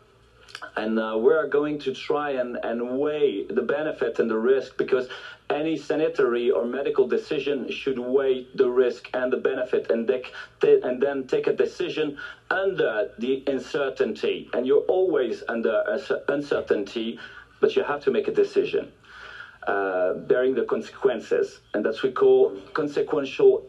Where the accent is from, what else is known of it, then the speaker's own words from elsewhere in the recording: France; first language French; English is a second language; also born or lived in Marseille; I should speak in French normally